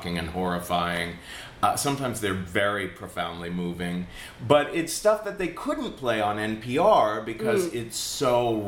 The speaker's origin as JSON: {"language": "English", "town": "Cincinnati", "region": "Ohio", "country": "United States", "tie": "born or raised there", "moved": "yes", "lives_now": "New York, United States", "said": "So I grew up in Cincinnati, Ohio, which is very Republican."}